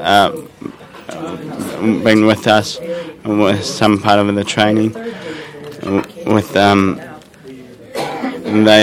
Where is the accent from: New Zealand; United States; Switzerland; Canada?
New Zealand; from New Zealand.